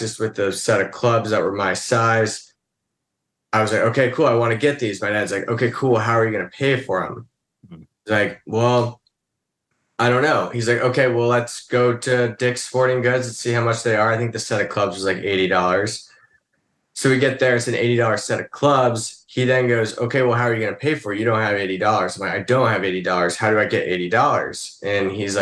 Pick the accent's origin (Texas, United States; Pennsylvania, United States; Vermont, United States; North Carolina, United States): Vermont, United States; moved away; when my dad left Burton Snowboards, which was when I grew up in Vermont for 9 years